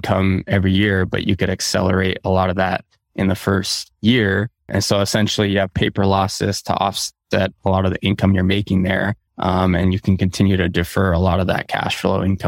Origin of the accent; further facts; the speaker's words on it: Southern California, United States; I grew up in Southern California